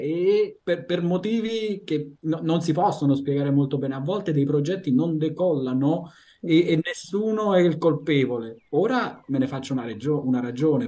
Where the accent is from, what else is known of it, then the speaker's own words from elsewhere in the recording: Italy; moved away as an adult; l'Italia è il mio paese di origine sono italiano